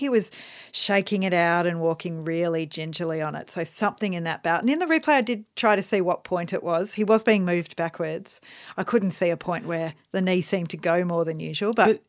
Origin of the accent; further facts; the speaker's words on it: Australia; As an Australian who likes cricket, I shouldn't be talking about sandpaper.